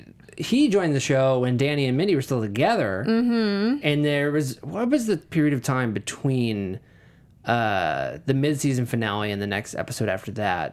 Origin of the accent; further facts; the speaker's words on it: Midwest, United States; moved away; I'm from Midwest, moved out to the big city.